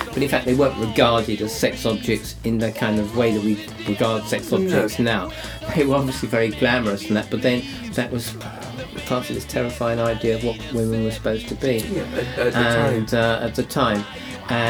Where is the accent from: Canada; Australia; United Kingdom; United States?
United Kingdom; Sidcup, London; moved away; I come from Sidcup, that's where I was born, and I'm living there again